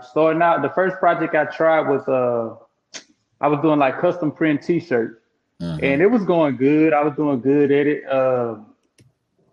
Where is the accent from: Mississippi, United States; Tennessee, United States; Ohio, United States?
Mississippi, United States; Crystal Springs; I'm from Crystal Springs, Mississippi. It's a small